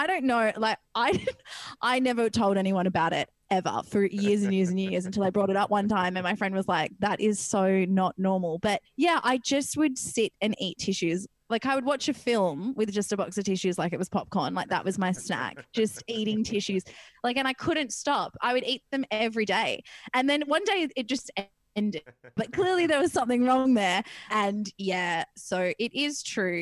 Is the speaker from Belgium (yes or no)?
no; Perth, Western Australia, Australia; I come from Perth, WA, and in WA, there's this little beach town called Wedge Island